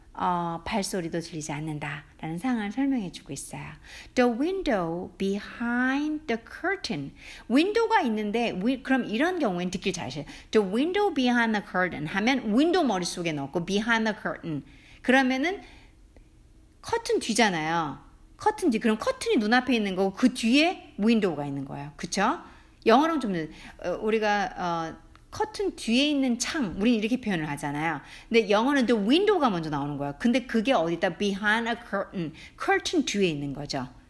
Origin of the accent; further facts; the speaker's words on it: South Korea; first language Korean; 한국 사람, 저는 모국어 한국말이니까